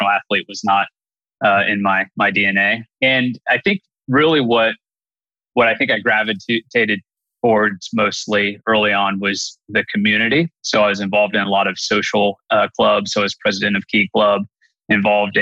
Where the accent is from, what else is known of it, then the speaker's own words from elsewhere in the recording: Bellefontaine, Ohio, United States; I'm born and raised in the Bell Fountain, Ohio area